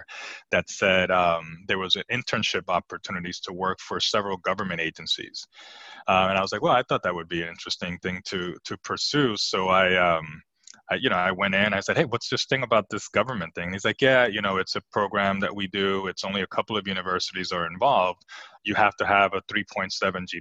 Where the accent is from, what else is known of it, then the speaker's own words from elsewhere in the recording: New Jersey, United States; also born or lived in Puerto Rico; I was raised in New Jersey, and I was raised by my mother